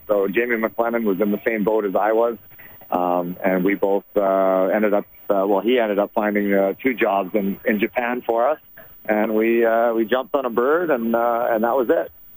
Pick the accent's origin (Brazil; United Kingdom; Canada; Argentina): Canada; Sherwood Park, Alberta; I'm from Sherwood Park. I'm an Edmonton guy, and obviously, you know, growing up watching the Edmonton Oilers